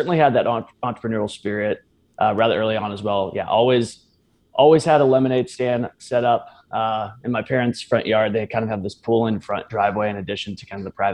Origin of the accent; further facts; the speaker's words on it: Bee Cave, Texas, United States; I grew up here in Austin, actually just west of Austin out in Bee Cave